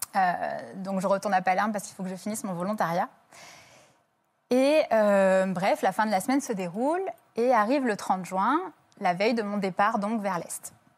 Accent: France; je suis française

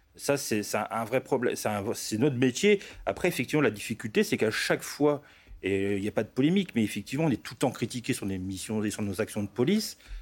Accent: Roubaix, Hauts-de-France, France; Moi, je suis natif du nord de la France

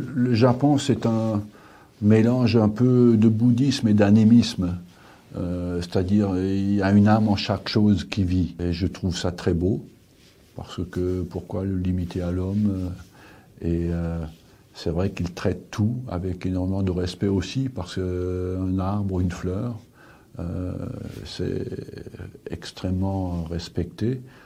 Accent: France; je suis français

